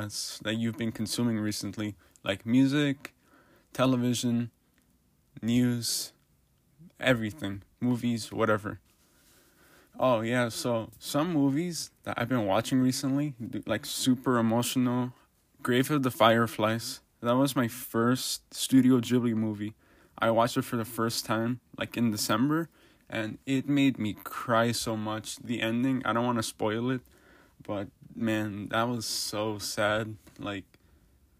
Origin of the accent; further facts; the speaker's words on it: Chicago, Illinois, United States; first language English; where I'm from Chicago, Illinois, United States. I'm first generation here. My parents, family, they're from Michoacán in Mexico